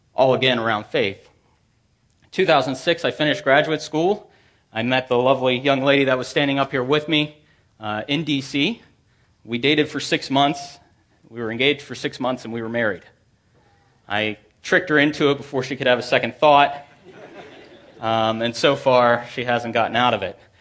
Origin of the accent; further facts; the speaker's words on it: Manassas, Virginia, United States; I grew up in Manassas, about fifteen to twenty miles from here.